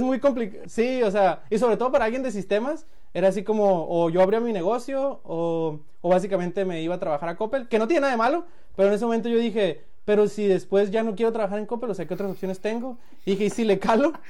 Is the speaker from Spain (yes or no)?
no; Culiacán, Sinaloa, Mexico; moved away as an adult; also born or lived in Colima / Guadalajara; now in United States; soy de Culiacán. Ahí nací, ahí viví hasta los 22, ahorita tengo 29.